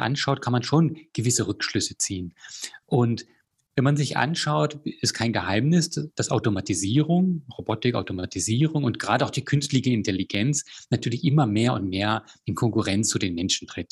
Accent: Germany; moved away as an adult; also born or lived in Chile / Australia; zurück in meine Heimat zu kommen

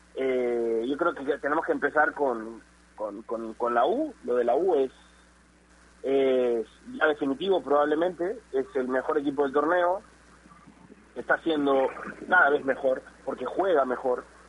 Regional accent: Peru; como peruanos

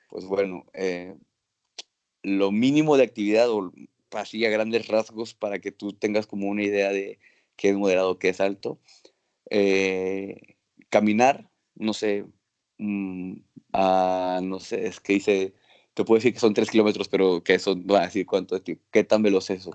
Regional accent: Acapulco, Guerrero, Mexico; moved away as an adult; also born or lived in Nuevo León; now in Granada, Spain; nací en Acapulco

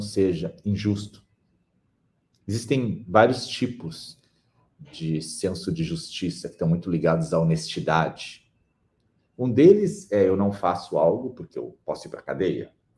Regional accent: Brazil; no Brasil, que somos um povo

